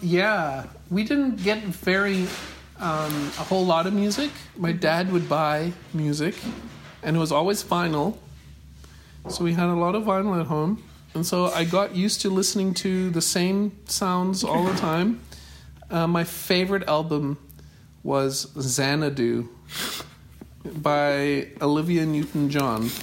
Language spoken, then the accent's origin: English; Johannesburg, Gauteng, South Africa; now in United States; I grew up in in the city of Johannesburg, in um, mostly in a suburb called North Cliff